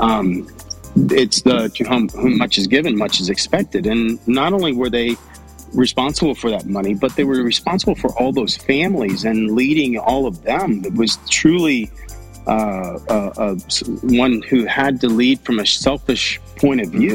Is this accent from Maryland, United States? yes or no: no; Texas, United States; I'm I'm a Texan